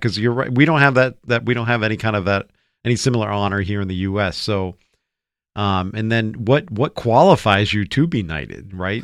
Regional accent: United States; here in America

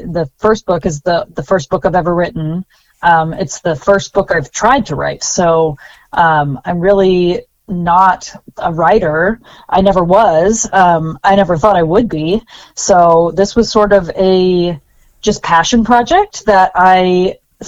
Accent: Anaheim, California, United States; I grew up in Anaheim, California, just minutes from Disneyland

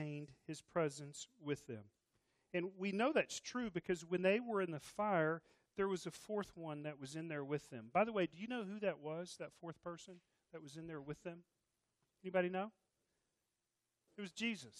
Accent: Texas, United States; I'm Texan

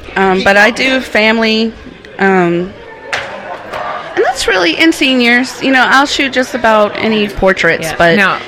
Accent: Cajun Acadiana, Louisiana Gulf coast, United States; There is more south. That's where I'm from, like on the line next to the Gulf.

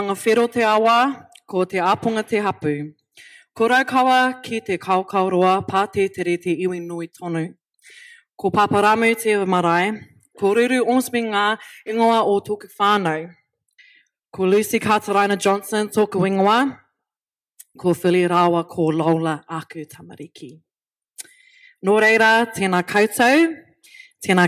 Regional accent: Brisbane, Queensland, Australia; I was born in Brisbane, Australia, and I did most of my schooling unaware of my whakapapa.

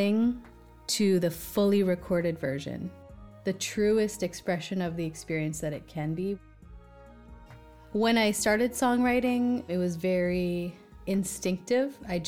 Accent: Victoria, British Columbia, Canada; now in Southern California, United States; I grew up in Victoria, British Columbia, which is a little city

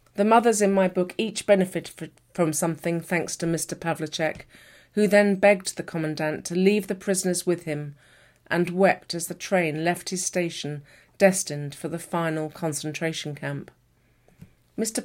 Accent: United Kingdom; I'm a British author

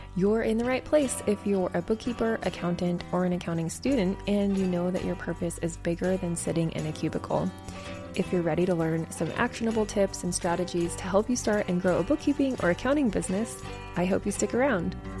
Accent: New Mexico, United States; I'm from New Mexico

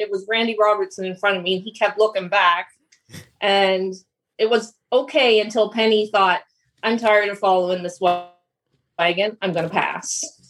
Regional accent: Fredericton, New Brunswick, Canada; moved away as an adult; also born or lived in Ontario / Ohio; I grew up in Fredericton, New Brunswick

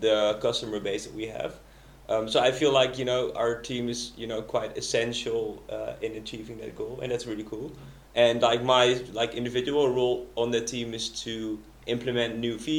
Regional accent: Netherlands; moved away as an adult; I'm originally from the Netherlands

